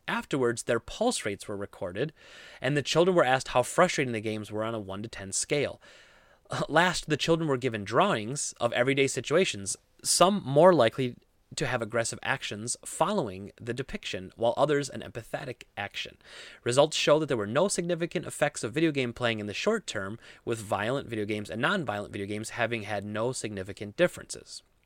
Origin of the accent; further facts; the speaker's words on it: Midwest, United States; I grew up in the Midwest, I grew up around guns